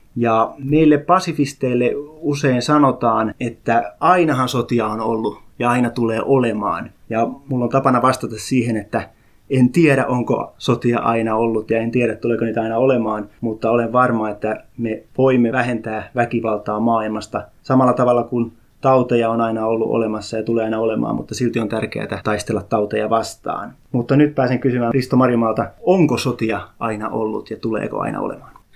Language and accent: Finnish; Häme, Tavastia, Finland; also born or lived in South Ostrobothnia (parents); now in Uusimaa, Finland; hämäläinen, koska olen syntynyt Hämeessä, vai uusmaalainen, koska asun uudella maalla?